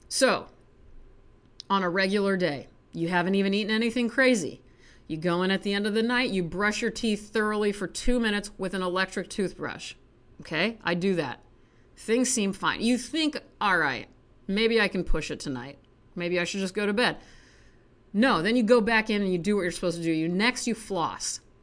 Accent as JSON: {"language": "English", "country": "United States", "accent": "American", "said": "my hideous American accent"}